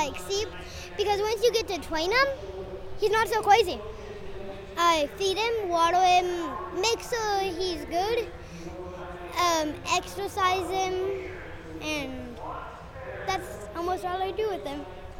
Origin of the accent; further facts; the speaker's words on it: San Antonio, Texas, United States; I'm 8 and I'm from San Antonio.